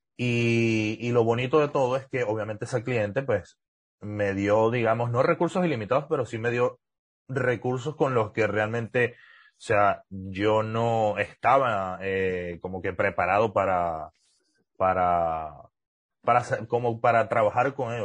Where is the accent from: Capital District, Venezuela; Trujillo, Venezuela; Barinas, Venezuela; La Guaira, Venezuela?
Trujillo, Venezuela; accent: gocho; moved away as an adult; also born or lived in Mérida / Valencia; now in United States; Sí, yo sí me crié en Trujillo, yo nací en Trujillo, soy gocho 100%